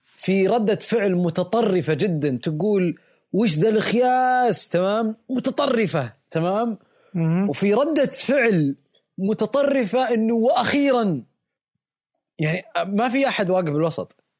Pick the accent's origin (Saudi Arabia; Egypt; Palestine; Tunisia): Saudi Arabia; عندنا بالسعودية